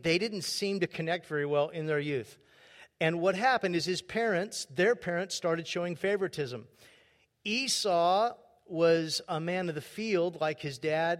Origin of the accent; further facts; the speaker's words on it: California, United States; She's from Southern Arkansas, and I was from Southern California.